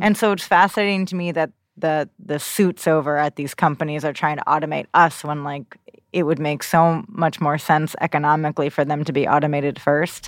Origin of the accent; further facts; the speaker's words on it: New Jersey, United States; I grew up in New Jersey